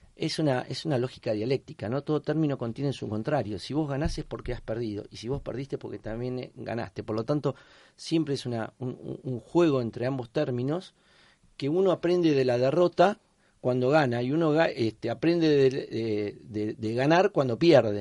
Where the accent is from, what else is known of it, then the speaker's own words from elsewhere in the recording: Argentina; moved away as an adult; now in Spain; club donde yo nací, me crié